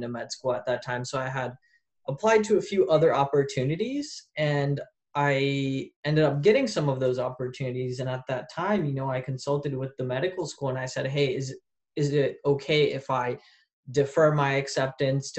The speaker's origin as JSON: {"language": "English", "town": "St. Louis", "region": "Missouri", "country": "United States", "also_born_or_lived": "Poland / Paris", "moved": "as an adult", "lives_now": "Arizona, United States", "said": "I'm originally from St. Louis, Missouri. So I'm from the Midwest"}